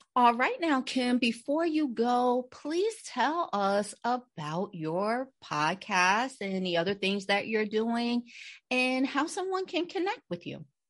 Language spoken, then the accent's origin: English; New Jersey, United States; we're from Jersey